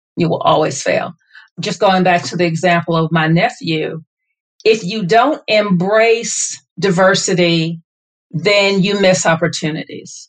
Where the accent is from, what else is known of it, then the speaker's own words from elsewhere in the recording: the South, United States; I am born and raised in the South